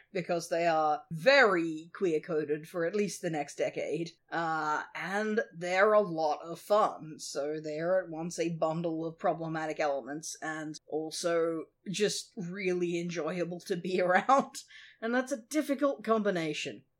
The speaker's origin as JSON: {"language": "English", "country": "Australia", "said": "that's not really a thing in Australia, or at least it wasn't in the eighties"}